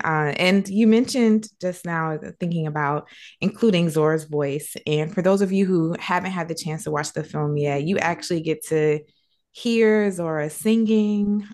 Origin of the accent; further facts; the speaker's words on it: South Carolina, United States; I'm from South Carolina. So it's a black girl from the South